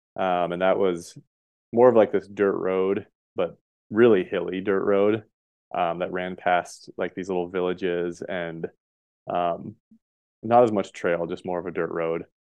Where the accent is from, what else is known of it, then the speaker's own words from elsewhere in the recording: Montana, United States; moved away as an adult; also born or lived in Colorado; I grew up in Montana